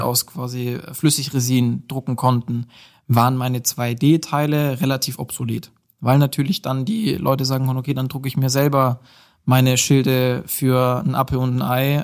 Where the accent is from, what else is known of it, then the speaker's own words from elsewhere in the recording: Nördlingen, Bavaria, Germany; moved away as an adult; now in Nuremberg, Germany; komme aus ähm, Nördlingen, also gebürtiger Schwabe